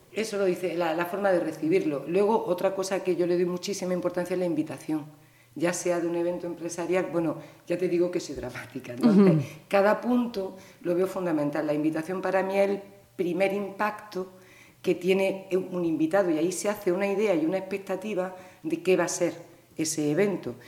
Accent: Granada, Andalusia, Spain; moved away as an adult; also born or lived in Pontevedra; now in Vilaboa, Spain; me siento muy orgullosa de haber nacido en, en Granada

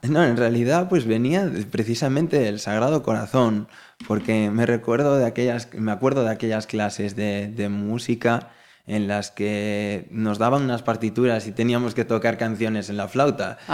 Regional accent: Galicia, Spain; como buen gallegos que somos

